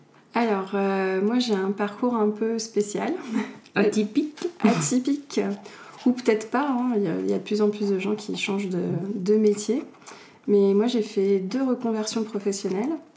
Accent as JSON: {"language": "French", "town": "Paris", "region": "Île-de-France", "country": "France", "tie": "born or raised there", "also_born_or_lived": "London / Argentina", "moved": "as an adult", "said": "je viens de Paris. Je suis née à Paris, j'ai grandi à Paris, et j'avais vécu toute ma vie à Paris"}